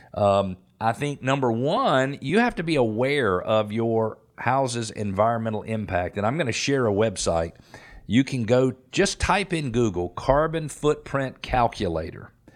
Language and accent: English; Atlanta, Georgia, United States; I grew up playing tennis in Metro Atlanta